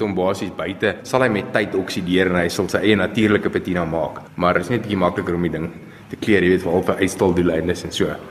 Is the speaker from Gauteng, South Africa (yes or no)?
yes; Pretoria, Gauteng, South Africa; gebore in Pretoria en ek is nog al die jare hierso